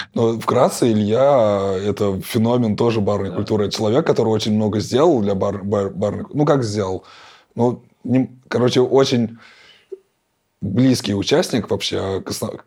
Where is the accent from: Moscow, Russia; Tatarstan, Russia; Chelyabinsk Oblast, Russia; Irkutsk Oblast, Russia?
Tatarstan, Russia; Kazan; я же коренной житель Казани